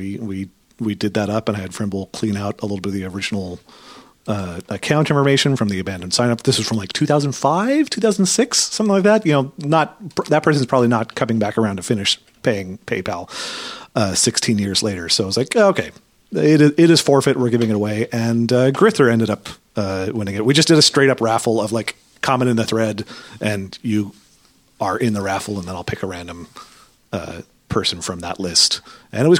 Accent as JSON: {"language": "English", "town": "Portland", "region": "Oregon", "country": "United States", "tie": "born or raised there", "said": "I grew up in Oregon"}